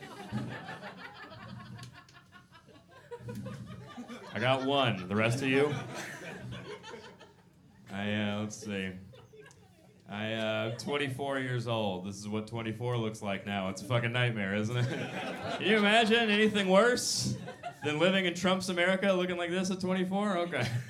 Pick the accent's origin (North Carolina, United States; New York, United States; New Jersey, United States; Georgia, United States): Georgia, United States; Atlanta; I'm from the South. I'm from Atlanta